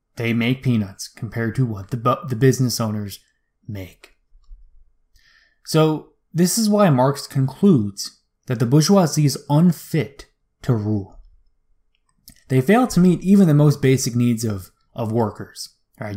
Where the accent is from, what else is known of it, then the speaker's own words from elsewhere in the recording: United States; as an American man